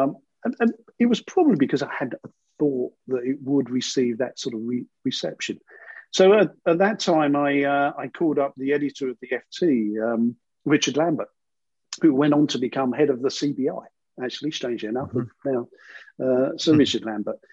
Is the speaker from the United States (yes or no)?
no; London, United Kingdom; I grew up in sort of East London, in a very sort of working area.